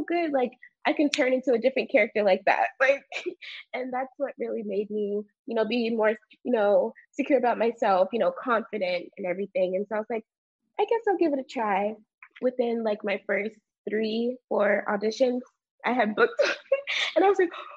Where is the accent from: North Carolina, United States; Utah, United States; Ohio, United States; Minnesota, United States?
Ohio, United States; also born or lived in Houston, Texas; now in California, United States; before I came out here, I lived in Ohio, but I was born in Houston. But back home in Ohio, before we came out here